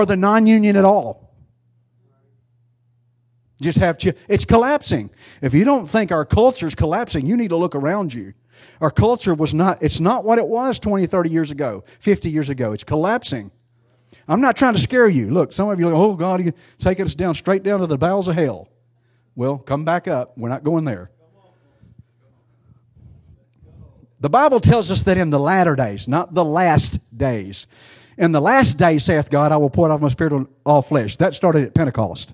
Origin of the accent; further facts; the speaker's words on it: United States; I'm an American